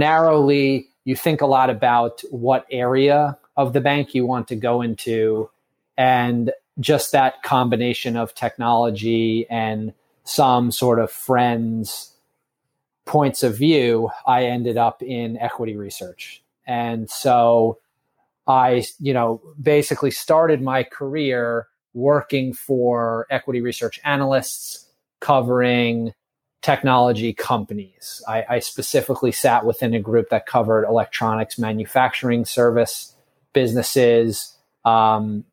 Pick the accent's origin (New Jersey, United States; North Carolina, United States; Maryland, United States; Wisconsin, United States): New Jersey, United States; Bergen County; now in New York City, United States; I am from Bergen County, New Jersey. I was sort of born and raised a little bit outside of New York City